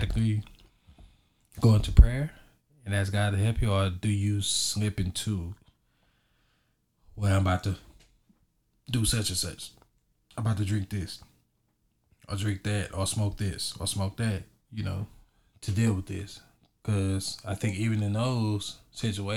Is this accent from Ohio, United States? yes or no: no; Texas, United States; I'm from Texas